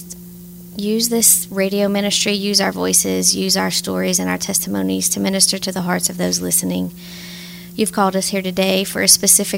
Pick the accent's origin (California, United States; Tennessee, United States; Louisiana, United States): Louisiana, United States; Opelousas; I was born and raised in Opelousas, Louisiana